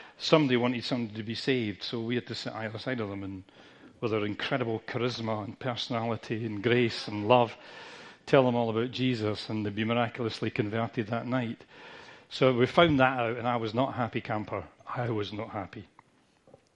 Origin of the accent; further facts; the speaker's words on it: United Kingdom; we're British